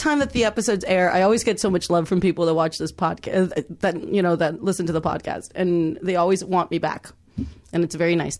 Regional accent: Texas, United States; now in Los Angeles, United States; I grew up in Texas

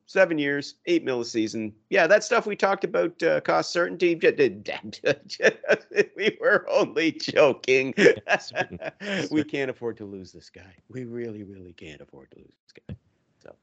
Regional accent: Yarmouth, Nova Scotia, Canada; moved away; my hometown in Yarmouth, Nova Scotia

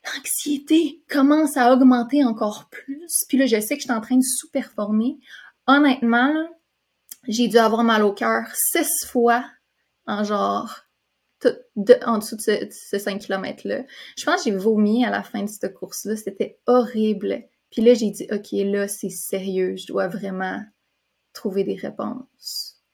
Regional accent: Quebec, Canada; also born or lived in California, United States; je viens de la Californie. Euh, puis mon père, lui, fait que, tu sais, j'ai déménagé au Québec quand j'étais jeune

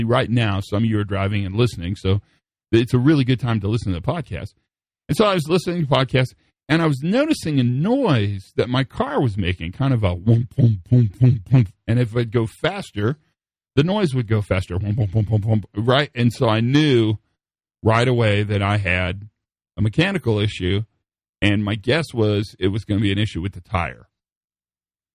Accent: Western Kansas, United States; moved away; So I grew up in Western Kansas

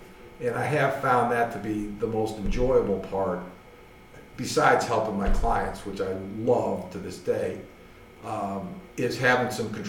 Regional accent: Cleveland, Ohio, United States; moved away as an adult; also born or lived in Georgia / Oklahoma City / Memphis; now in Nashville, United States; Well, I grew up in Cleveland, Ohio, so I'm a damn Yankee. I moved south and stayed.

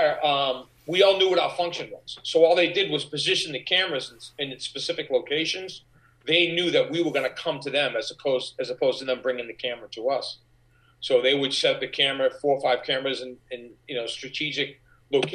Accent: Boston, Massachusetts, United States; I was from Boston

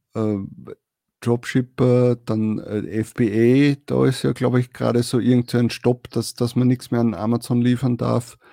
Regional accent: Austria; bei uns in Österreich

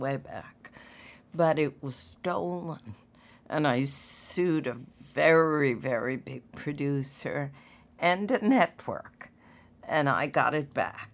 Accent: Washington, District of Columbia, United States; growing up in Washington

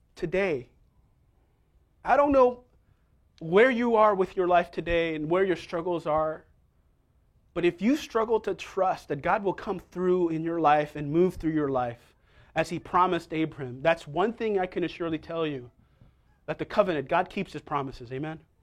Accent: New York City, New York, United States; also born or lived in Staten Island, New York; I grew up in Manhattan. for most of my life, right near Columbia

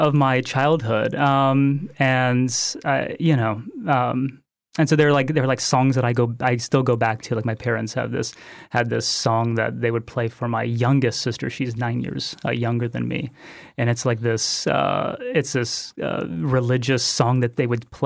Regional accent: Rockledge, Florida, United States; also born or lived in South Carolina; I was born in South Carolina, but grew up same place Jordan did, East Coast of Florida, Rockledge, near Cocoa Beach, Cape Canaveral area

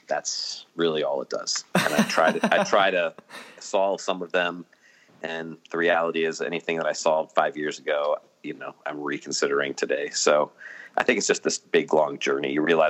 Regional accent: Maryland, United States; I grew up in Maryland. So yeah, Caps. I'm okay with Caps. And let's see, regular church, evangelical fundamentalist growing up.

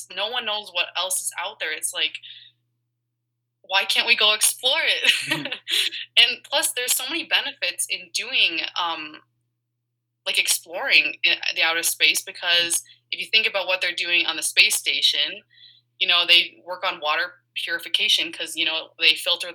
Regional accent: Colorado, United States; growing up in Colorado

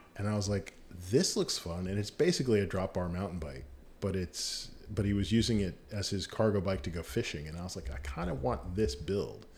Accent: Virginia Beach, Virginia, United States; I grew up in Virginia Beach

